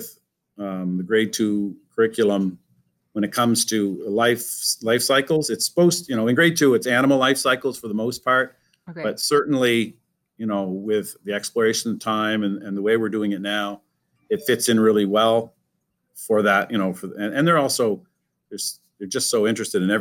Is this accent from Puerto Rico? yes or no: no; Fredericton, New Brunswick, Canada; also born or lived in Moncton, Canada; now in Riverview, Canada; I'm originally from Fredericton